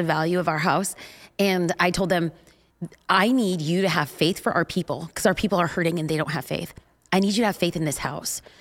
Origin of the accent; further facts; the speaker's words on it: California, United States; we're from California